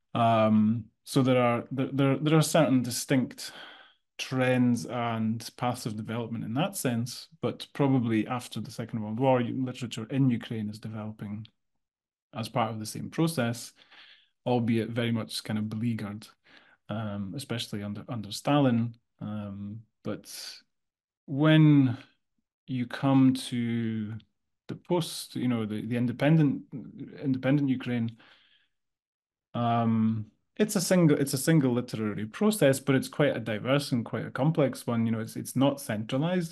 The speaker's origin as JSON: {"language": "English", "region": "Scotland", "country": "United Kingdom", "said": "I come from Scotland"}